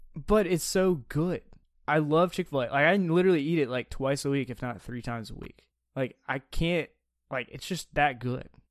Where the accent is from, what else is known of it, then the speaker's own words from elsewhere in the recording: Mobile, Alabama, United States; I grew up in Mobile, Alabama